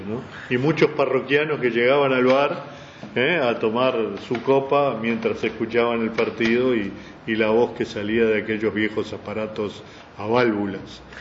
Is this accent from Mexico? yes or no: no; Uruguay